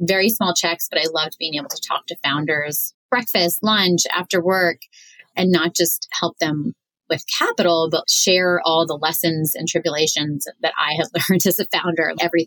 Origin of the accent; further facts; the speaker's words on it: New York City, New York, United States; I grew up on the Queens Long Island border